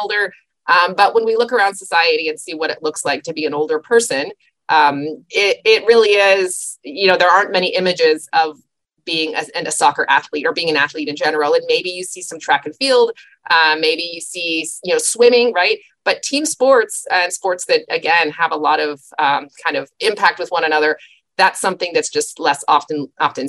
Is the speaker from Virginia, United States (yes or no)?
no; Southern California, United States; I was born and raised in Southern California